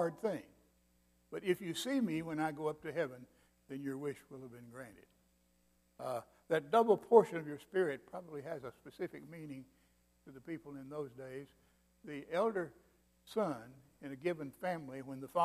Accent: Mississippi, United States; also born or lived in Vicksburg, Mississippi / Kosciusko, Mississippi / Florence; now in Alabama, United States; I'm from Mississippi.

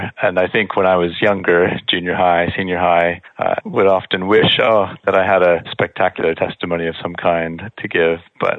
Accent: Peoria, Illinois, United States; I was born and raised in Peoria, Illinois. So I'm a Midwestern boy. My dad worked for Cat Tractor Company his whole career.

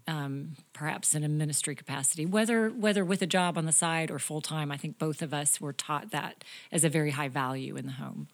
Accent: Topeka, Kansas, United States; moved away as an adult; also born or lived in Iowa; I came from Topeka, Kansas, grew up there, same house my entire life until I married you, John.

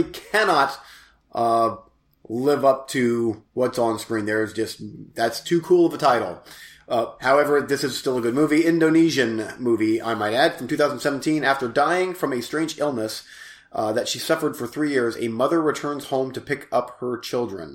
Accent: United States; I'm from America

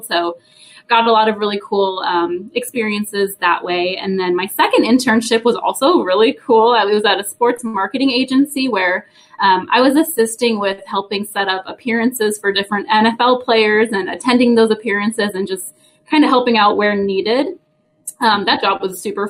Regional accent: Wisconsin, United States; I actually grew up in the great state of Wisconsin, so I am from the Cheese State

